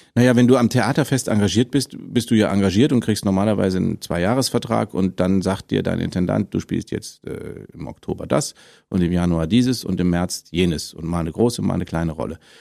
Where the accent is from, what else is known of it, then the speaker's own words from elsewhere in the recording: Munich, Bavaria, Germany; now in Berlin, Germany; als Münchner